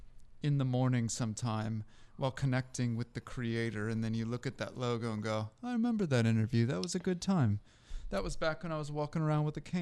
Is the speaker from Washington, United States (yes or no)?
yes; Seattle, Washington, United States; moved away; also born or lived in Florida; I grew up in Seattle.